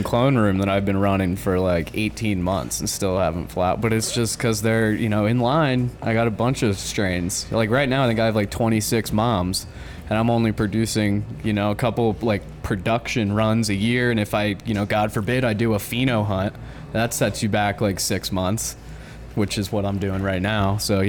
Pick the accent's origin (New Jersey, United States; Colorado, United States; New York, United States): New Jersey, United States; New Jersey.